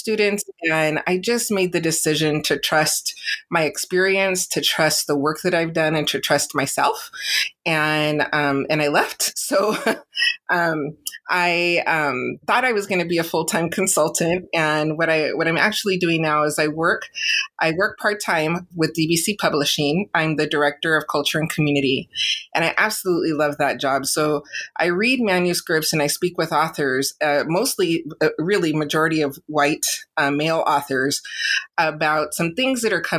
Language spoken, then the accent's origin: English; San Diego, California, United States; I'm born and raised in San Diego, California